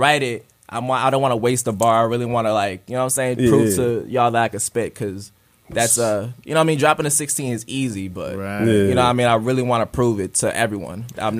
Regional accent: New York City, New York, United States; also born or lived in Sugar Land, Texas; now in Enfield, United States; I'm from Queens, New York.

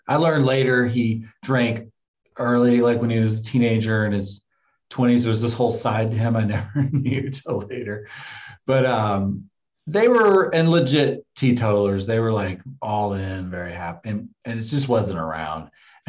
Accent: Tennessee, United States; moved away as an adult; I was like 21 after I'd moved to I moved from Tennessee to California.

